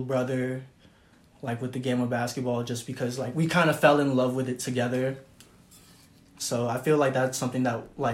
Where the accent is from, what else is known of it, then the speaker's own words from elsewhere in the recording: New York City, New York, United States; I'm originally from New York, Oakland Gardens, so Queens. I went to school in Flushing since kindergarten or pre-K to 8th grade